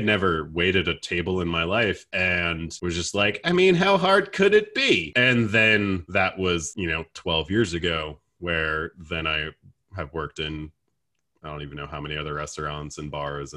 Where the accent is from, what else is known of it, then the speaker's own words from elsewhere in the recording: New Jersey, United States; moved away as an adult; also born or lived in North Carolina / New York; now in Greenville, United States; I grew up in Jersey, and I left for college